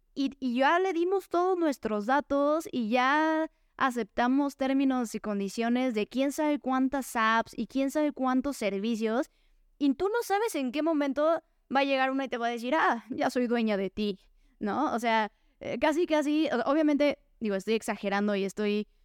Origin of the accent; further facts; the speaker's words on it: Mexico; soy una mujer mexicana